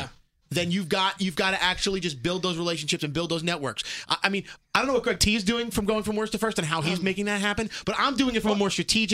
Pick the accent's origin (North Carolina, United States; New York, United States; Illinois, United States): New York, United States; New York City; I'm from Brooklyn.